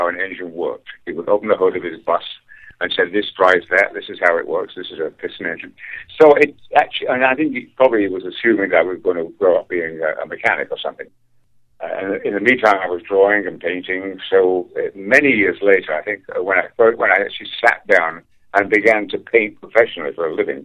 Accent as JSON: {"language": "English", "town": "Leigh", "region": "North West England", "country": "United Kingdom", "tie": "born or raised there", "also_born_or_lived": "London", "moved": "as an adult", "lives_now": "United States", "said": "my hometown, which was called Lee in Lancashire"}